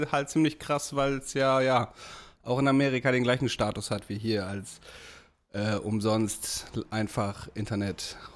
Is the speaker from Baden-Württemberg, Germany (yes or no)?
no; Damme, Lower Saxony, Germany